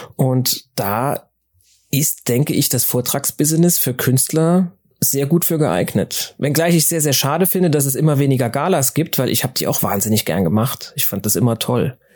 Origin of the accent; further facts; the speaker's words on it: Saarland, Germany; ich bin ja im Saarland groß geworden